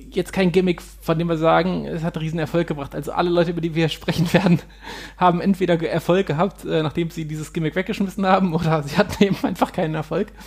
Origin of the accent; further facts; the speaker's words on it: Hanover, Lower Saxony, Germany; Das ist äh, eine Seenlandschaft in der unmittelbaren Nähe zu, von Hannover, also meiner Heimatstadt.